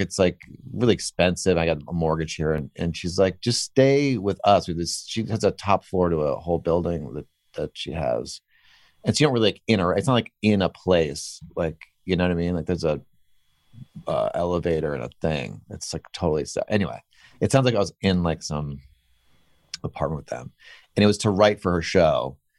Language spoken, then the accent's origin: English; Weston, Connecticut, United States; I grew up in Weston